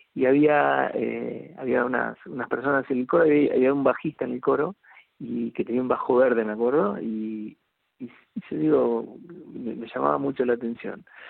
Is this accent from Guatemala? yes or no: no; América, Buenos Aires Province, Argentina; moved away; yo viví 30 años en Buenos Aires y hace muy poco tiempo, hace unos cuatro meses, eh, nos vinimos a, a, América, provincia de Buenos Aires, que es el pueblo donde, donde nací